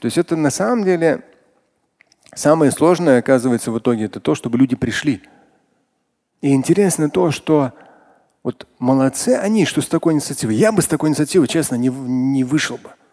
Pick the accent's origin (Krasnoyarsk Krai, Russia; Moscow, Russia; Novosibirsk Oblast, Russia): Moscow, Russia; как москвич, как мусульманин